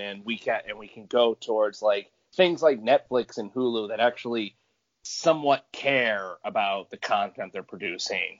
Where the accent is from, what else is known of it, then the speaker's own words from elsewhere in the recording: Michigan, United States; I'm from the same place as Jamie, Michigan.